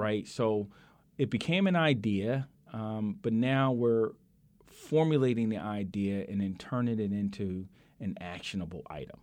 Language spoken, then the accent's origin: English; Philadelphia, Pennsylvania, United States; I grew up in South Philadelphia